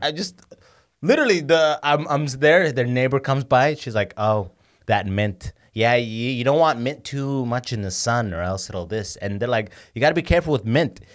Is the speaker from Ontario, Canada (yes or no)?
yes; London, Ontario, Canada; also born or lived in Sudan; so I'm from London